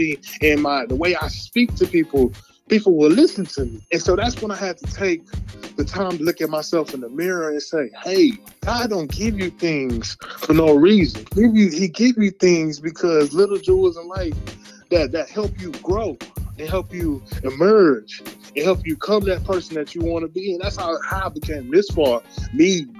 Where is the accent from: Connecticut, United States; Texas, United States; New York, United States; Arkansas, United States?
Texas, United States; Houston; I was born in Houston, Texas